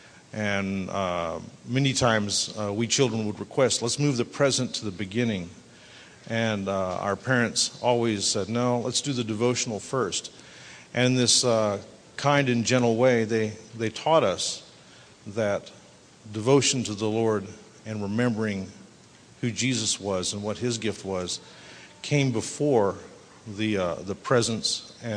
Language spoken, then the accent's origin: English; Abilene, Texas, United States; I grew up in Abilene, just down the road from here